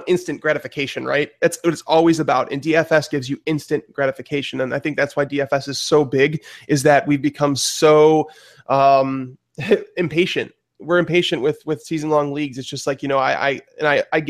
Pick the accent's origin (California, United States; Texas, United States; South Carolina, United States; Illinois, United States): Illinois, United States; Chicago; where we're from Chicago